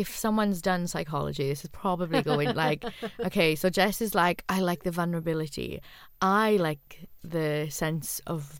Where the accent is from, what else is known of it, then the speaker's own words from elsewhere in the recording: the Rhondda, Wales, United Kingdom; accent: Welsh; I've gone really Welsh, by the way. I've gone, oh, I'm from the Rhondda, and so now I'm really Welsh.